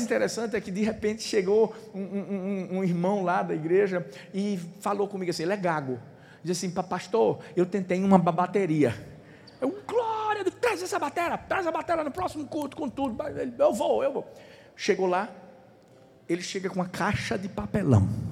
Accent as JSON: {"language": "Portuguese", "town": "Recife", "region": "Pernambuco", "country": "Brazil", "tie": "born or raised there", "also_born_or_lived": "Paulista", "said": "eu nasci em Recife"}